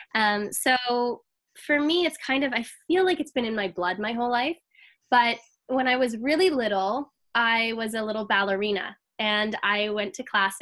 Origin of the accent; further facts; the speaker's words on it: Toronto, Ontario, Canada; I'm from Toronto, Ontario, Canada